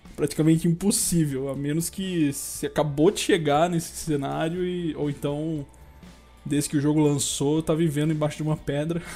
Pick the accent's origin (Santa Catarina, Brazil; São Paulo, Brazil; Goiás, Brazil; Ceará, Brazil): São Paulo, Brazil; interior of; eu sou do interior de São Paulo